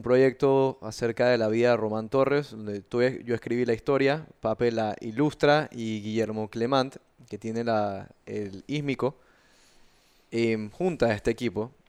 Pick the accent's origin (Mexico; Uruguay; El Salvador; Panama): Panama; yo sea panameño, eh, soy panameño, me siento panameño